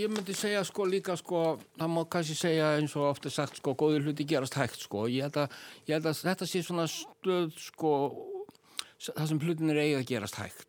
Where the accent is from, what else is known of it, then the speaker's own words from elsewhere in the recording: Iceland; við erum sko Íslendingar